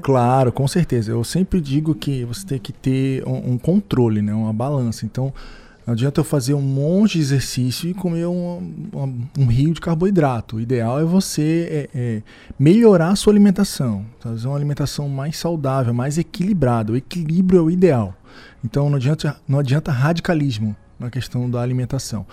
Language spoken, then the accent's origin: Portuguese; Rio de Janeiro, Brazil; moved away as an adult; now in Criciúma, Brazil; sou do Rio de Janeiro